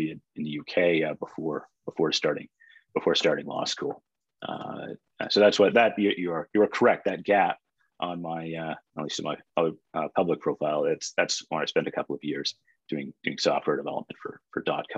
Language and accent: English; Edmonton, Alberta, Canada; moved away as an adult; also born or lived in British Columbia; now in Toronto, Canada; I grew up in Edmonton